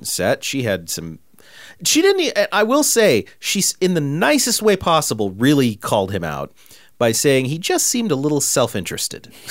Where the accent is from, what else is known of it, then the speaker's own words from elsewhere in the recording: California, United States; I grew up in Podunk, California, like, you know, little bitty town